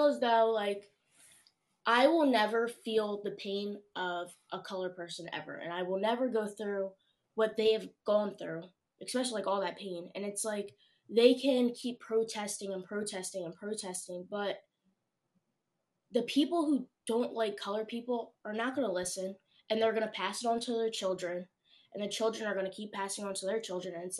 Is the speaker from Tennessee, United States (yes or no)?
no; Pine Hill, New Jersey, United States; I'm a senior at Overbrook. I grew up in Pine Hill